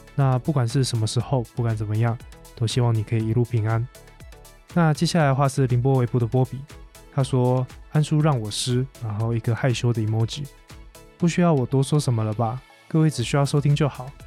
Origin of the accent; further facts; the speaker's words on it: Taiwan; 身为一个台湾人